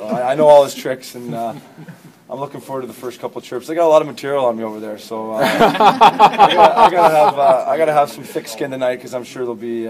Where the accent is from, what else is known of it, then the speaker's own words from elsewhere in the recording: Canada; being a Canadian boy